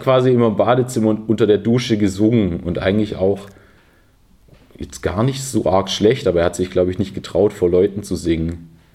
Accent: Filderstadt, Baden-Württemberg, Germany; also born or lived in Stuttgart; ich bin in, in Stuttgart geboren

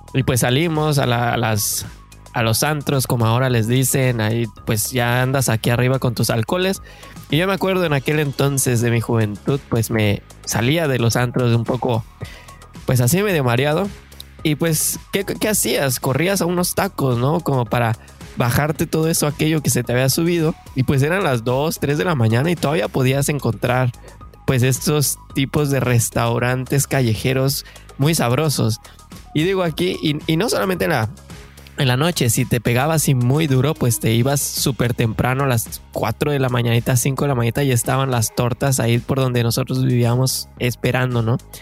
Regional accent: Mexico; moved away as an adult; now in Edmonton, Canada; somos mexicanos de corazón que venimos a buscar el famosísimo sueño canadiense

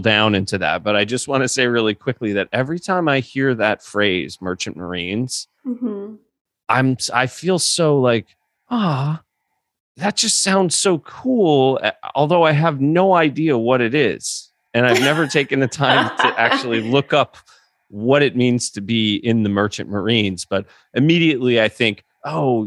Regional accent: Northeast, United States; I've lived in the Northeast my whole life

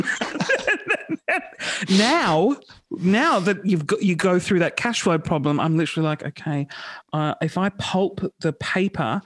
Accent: Sydney, New South Wales, Australia; Sydney. I grew up in Sydney

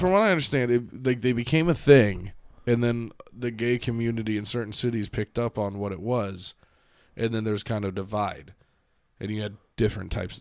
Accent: United States; now in Ohio, United States; I'm proud of being American

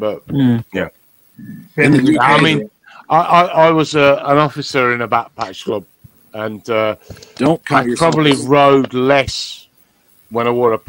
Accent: Birmingham, West Midlands, United Kingdom; accent: brummie; moved away as an adult; now in Scotland, United Kingdom; I grew up in Birmingham. I've got an Irish mother and a Welsh father and a Scottish wife. And I moved to the north of Scotland because life's good up here.

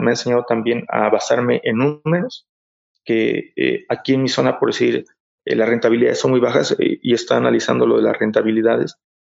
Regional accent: Mexico; aquí, bueno, aquí en México

